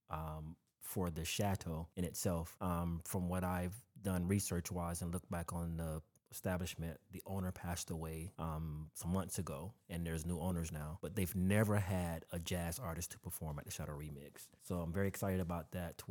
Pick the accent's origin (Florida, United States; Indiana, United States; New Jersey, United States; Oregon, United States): Florida, United States; Pahokee; now in Tampa, United States; my hometown, Pahokee, Florida, West Palm Beach